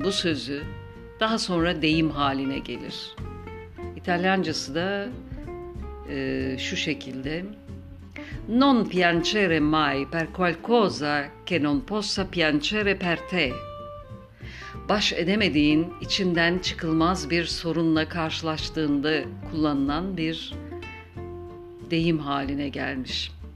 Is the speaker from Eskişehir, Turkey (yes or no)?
no; Istanbul, Turkey; now in Izmir, Turkey; Ben İstanbul doğumluyum. Orada yaşadım yıllarca